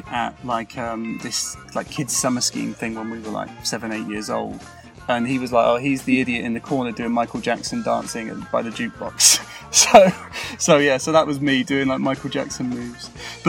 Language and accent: English; Didcot, South East England, United Kingdom; in Didcot, it's just like a relatively nice town with a train line out of it where you can get to where you want to go.